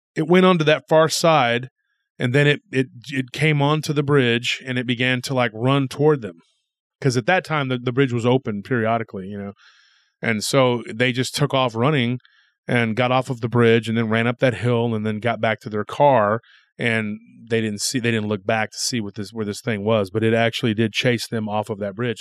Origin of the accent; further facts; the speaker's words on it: Granger, Texas area, United States; that area of my hometown